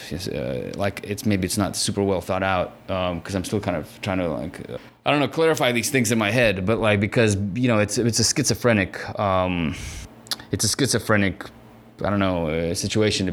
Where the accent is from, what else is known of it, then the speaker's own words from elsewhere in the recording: San Francisco, California, United States; also born or lived in Soviet Union; I grew up in San Francisco where... It's a very immigrant heavy city